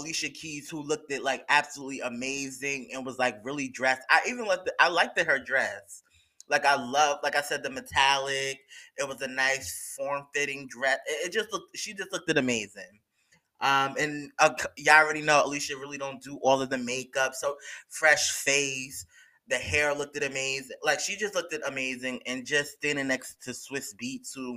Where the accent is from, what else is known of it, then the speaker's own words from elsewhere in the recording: New York, United States; I'm from New York, so I get it. I'm not from the city area, but I'm from New York